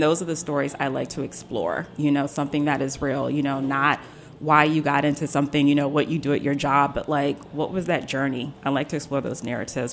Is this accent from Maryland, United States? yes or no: yes; Silver Spring, Maryland, United States; also born or lived in Mississippi; I was born in Mississippi, but I was raised in Silver Spring along with my sister